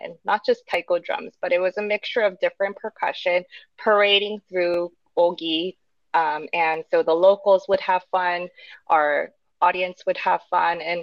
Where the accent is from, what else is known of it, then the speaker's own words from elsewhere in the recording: Los Angeles, California, United States; now in Sado, Japan; I'm from Los Angeles